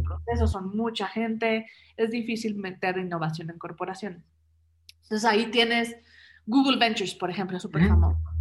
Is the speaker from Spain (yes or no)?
no; Mexico City, Mexico; also born or lived in Germany; Yo soy mexicana, chilanga. Luego dicen que tengo un acento raro